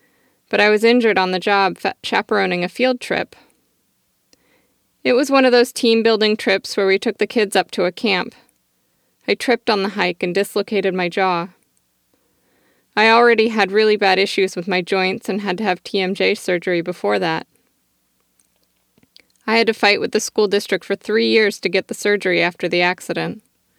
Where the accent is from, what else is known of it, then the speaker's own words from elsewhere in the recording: Michigan, United States; also born or lived in South Carolina; I grew up in the Midwest in Michigan. My childhood was not good, so I don't know what else to say. Then I moved to the South, to South Carolina.